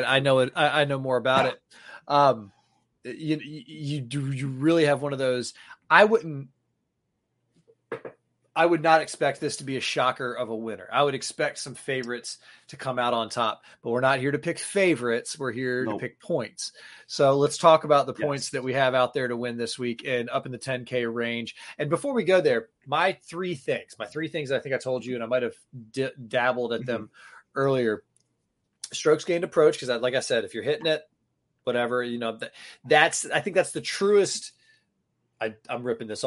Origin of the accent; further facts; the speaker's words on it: Florida, United States; now in New England, United States; I grew up in Florida.